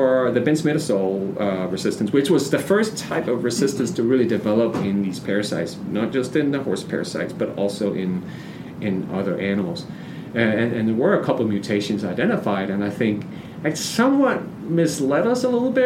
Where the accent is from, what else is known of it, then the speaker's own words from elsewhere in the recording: Denmark; moved away; I'm from Denmark